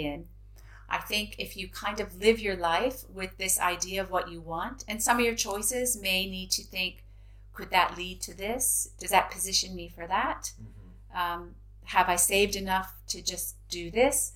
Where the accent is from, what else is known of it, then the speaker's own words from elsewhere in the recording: Indiana, United States; moved away as an adult; also born or lived in San Francisco; now in United Kingdom; I'm from Indiana